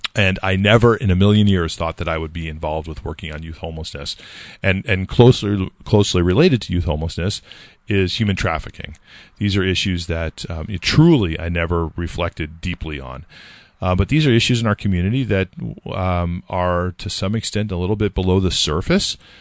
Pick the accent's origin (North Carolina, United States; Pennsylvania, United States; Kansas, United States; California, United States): California, United States; now in Nashua, United States; I grew up in California